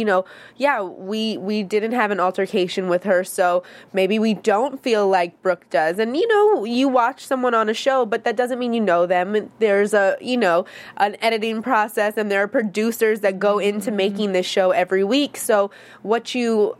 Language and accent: English; upstate New York, United States; also born or lived in Harlem, New York; I'm from, like, a small town in upstate New York